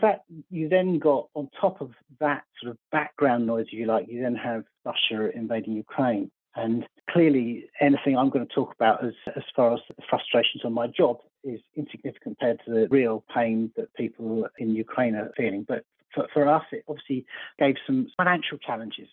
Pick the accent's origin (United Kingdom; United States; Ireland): United Kingdom; Surrey, South East England; born and bred in Surrey